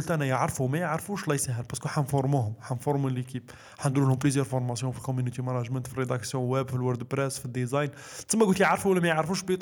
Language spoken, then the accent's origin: Arabic; Algeria; انا شاب جزائري نبدو من نبدو من البيزيك انا شاب جزائري يعني مريح في الدار